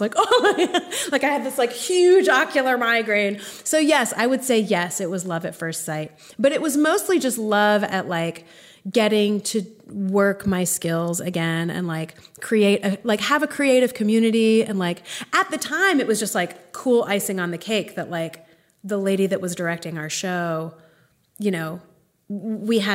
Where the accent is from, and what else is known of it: Greensboro, North Carolina, United States; born or raised there; also born or lived in Evanston, Illinois / Durham, North Carolina; now in Chapel Hill, United States